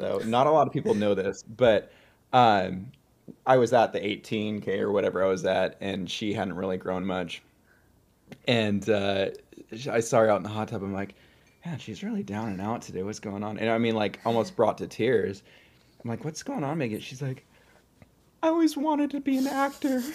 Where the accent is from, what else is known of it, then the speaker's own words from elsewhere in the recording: Seattle, Washington, United States; also born or lived in Belfair, Washington; now in Oregon, United States; I, uh, grew up in northern Seattle area and then moved across the Puget Sound to Belfair